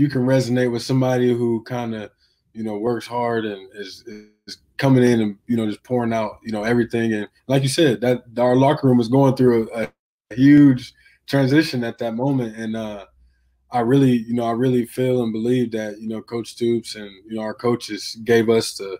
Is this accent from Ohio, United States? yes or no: yes; Youngstown, Ohio, United States; moved away; my hometown in Youngstown, went to the high school, Cardinal Mooney, that I went to.